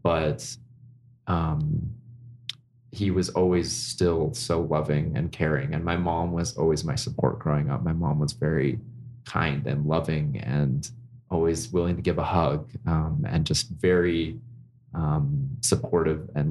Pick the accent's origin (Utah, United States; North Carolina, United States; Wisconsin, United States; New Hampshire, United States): Utah, United States; Orem; I grew up in Orem, in the heart of Utah County, Family City, USA.